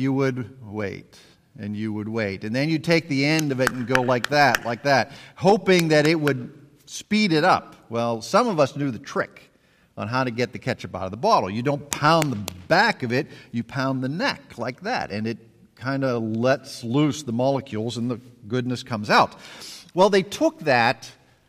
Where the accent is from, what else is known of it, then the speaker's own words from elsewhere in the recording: Pittsburgh, Pennsylvania, United States; moved away; I grew up in Pittsburgh, Pennsylvania